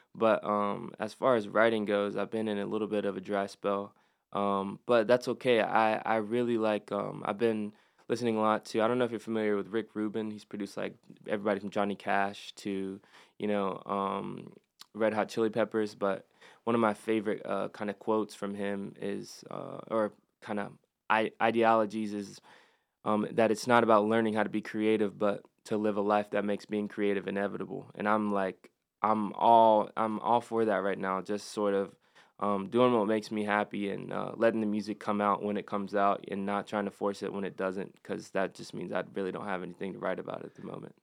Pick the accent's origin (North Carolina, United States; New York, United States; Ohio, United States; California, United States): North Carolina, United States; Statesville; I was uh, born and raised in Statesville